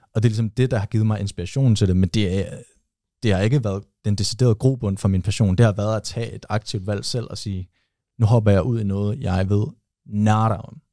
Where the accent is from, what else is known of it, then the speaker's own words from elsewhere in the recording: Aarhus, Central Denmark Region, Denmark; moved away; mine venner derhjemme i Aarhus, hvor jeg kommer fra